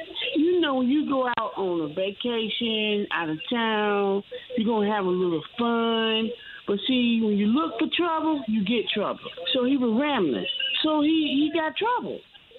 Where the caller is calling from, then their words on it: Raleigh, North Carolina, United States; I'm calling from Raleigh.